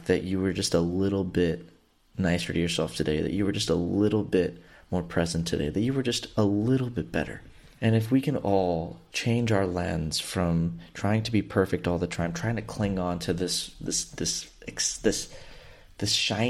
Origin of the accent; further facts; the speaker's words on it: Houston, Texas, United States; I grew up in Southeast Houston and have been through 3 hurricanes growing up